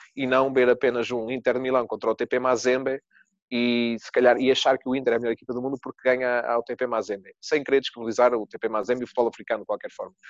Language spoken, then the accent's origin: Portuguese; Portugal; Sendo português